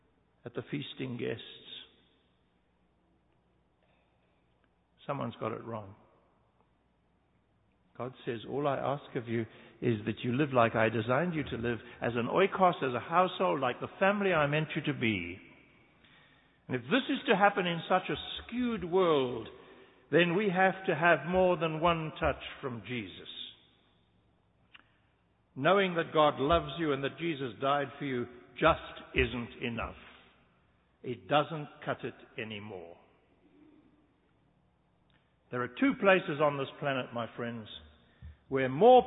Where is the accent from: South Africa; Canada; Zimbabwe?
South Africa; moved away; I come from a land, I'm a South African. I'm a white South African